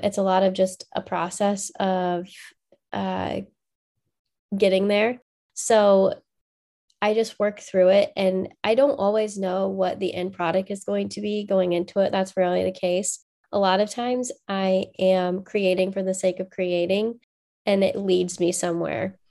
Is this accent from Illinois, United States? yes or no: yes; Macomb, Illinois, United States; I grew up in Macomb, Illinois, or just outside of Macomb, Illinois, uh, on a farm